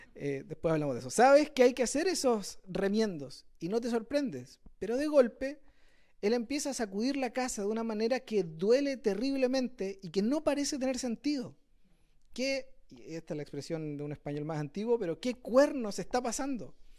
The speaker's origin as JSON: {"language": "Spanish", "town": "Quilpué", "region": "Valparaíso", "country": "Chile", "said": "yo soy de Quilpué también"}